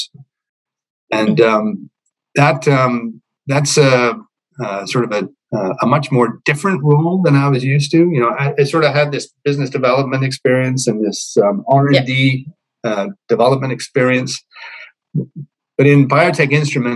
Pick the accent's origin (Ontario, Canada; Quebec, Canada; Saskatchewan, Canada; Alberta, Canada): Quebec, Canada; Montreal; moved away as an adult; also born or lived in United Kingdom / British Columbia; I grew up in Montreal. Personally, at least, I did around 3 years of elementary school and 2 years of secondary school there.